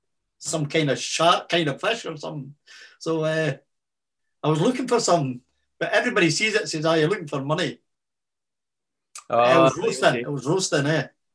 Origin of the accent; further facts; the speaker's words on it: Methil, Scotland, United Kingdom; I said, Stevie, I'm from Methil. This is normal. This is nothing.